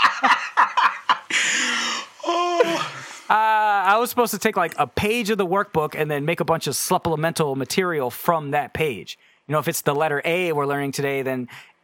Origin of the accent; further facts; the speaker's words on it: United States; also born or lived in South Korea; I'm too American for